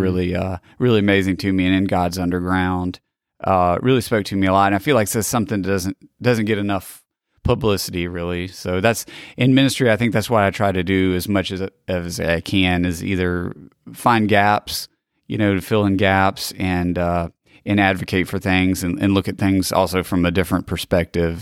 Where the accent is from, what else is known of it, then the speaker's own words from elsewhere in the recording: Gulf Coast, Pineville community, Mississippi, United States; I was born, uh, here on the Gulf Coast in, uh, nineteen eighty-three. So I grew up in, uh, Pineville community